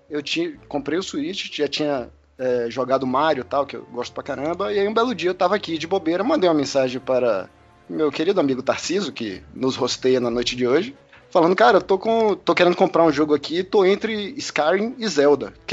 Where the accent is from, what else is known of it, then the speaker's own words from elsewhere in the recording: Salvador, Bahia, Brazil; now in Brasília, Brazil; eu, eu, eu sou de Salvador, mas moro em Brasília atualmente.